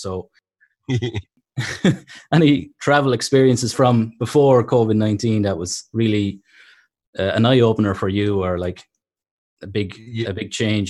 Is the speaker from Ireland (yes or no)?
yes; Carlow, Leinster, Ireland; I'm actually from Carlow, so it's not too far from Tolo.